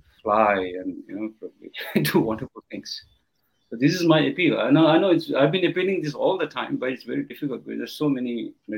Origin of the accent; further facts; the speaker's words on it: India; And you know, I came from Indian rural areas. There's no primary school.